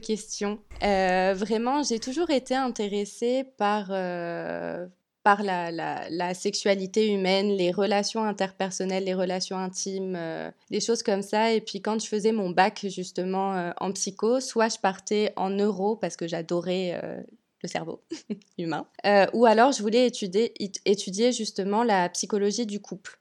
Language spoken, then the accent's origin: French; France; moved away as an adult; also born or lived in Nice, France; now in Montreal, Canada; je suis française